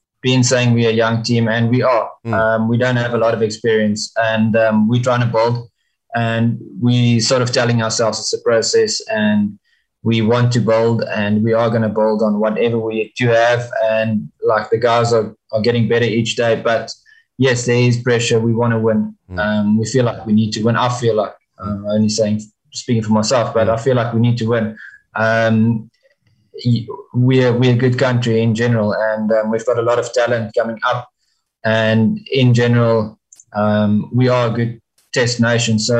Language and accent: English; South Africa; as a South African team